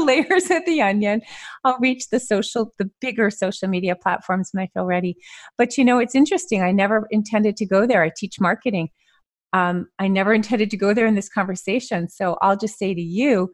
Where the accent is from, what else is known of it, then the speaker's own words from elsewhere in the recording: Montreal, Quebec, Canada; I grew up in Montreal.